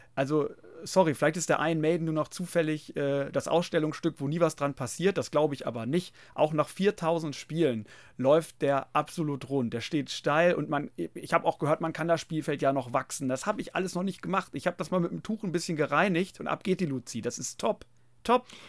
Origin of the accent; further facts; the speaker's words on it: Germany; wir Deutschen